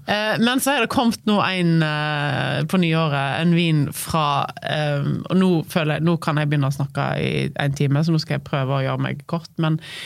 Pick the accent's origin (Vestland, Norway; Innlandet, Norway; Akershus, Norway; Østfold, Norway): Vestland, Norway; Voss; moved away as an adult; also born or lived in Oslo; now in Høvik, Norway; jeg er fra Voss.